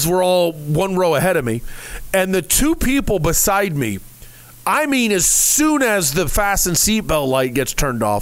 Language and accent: English; Bellbrook, Ohio, United States; now in Arizona, United States; Bellbrook is my hometown